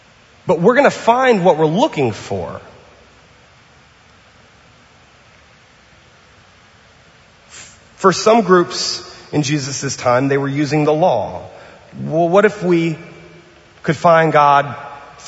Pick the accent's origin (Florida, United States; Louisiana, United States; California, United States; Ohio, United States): Louisiana, United States; New Orleans; now in Pasadena, United States; I'm from New Orleans and from the South